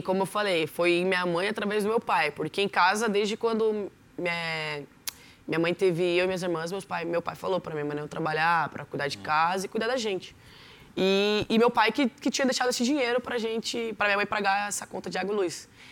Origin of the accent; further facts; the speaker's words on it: São José dos Campos, São Paulo, Brazil; E eu nasci em São José dos Campos, no bairro Novo Horizonte, ali em Cerejeiras. Morei 15 anos da minha vida lá